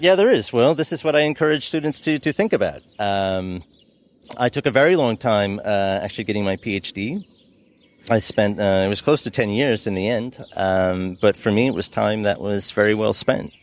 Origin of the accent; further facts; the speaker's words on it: United States; as an American